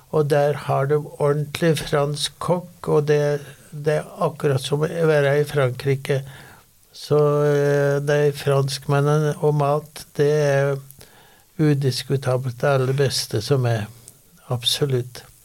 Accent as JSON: {"language": "Norwegian", "town": "Sør-Fron", "region": "Innlandet", "country": "Norway", "tie": "born or raised there", "moved": "yes", "lives_now": "Oslo, Norway", "said": "er jo en utvandra gudbrandsdøl"}